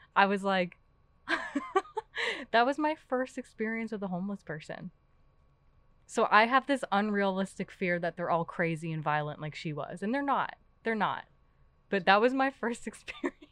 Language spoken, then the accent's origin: English; New York City, New York, United States; now in Pittsburgh, United States; I'm from Queens, New York